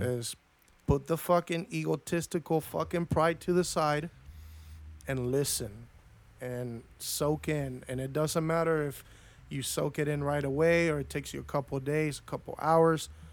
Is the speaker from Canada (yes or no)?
no; Argentina; also born or lived in Los Angeles, United States; now in United States; I was born in L A, but I was raised my, m, most of my life in Argentina